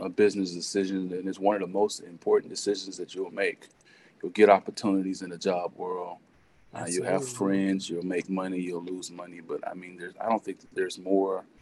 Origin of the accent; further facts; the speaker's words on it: Euless, Texas, United States; I grew up in Euless, which is between Fort Worth and Dallas